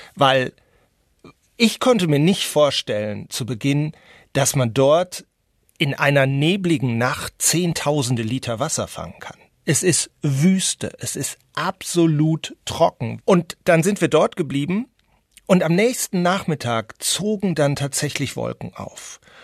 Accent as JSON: {"language": "German", "region": "North Rhine-Westphalia", "country": "Germany", "moved": "yes", "lives_now": "Madrid, Spain", "said": "habe ich als Westfale"}